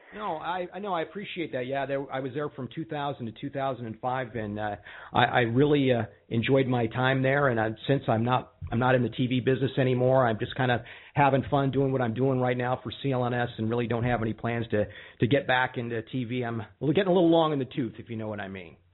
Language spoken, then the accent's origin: English; Tacoma, Washington, United States; also born or lived in Denver; I'm from actually from Tacoma, which is where I live now.